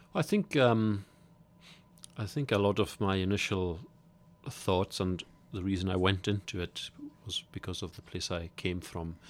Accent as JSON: {"language": "English", "area": "Isle of Lewis", "region": "Scotland", "country": "United Kingdom", "said": "I come from the Isle of Lewis"}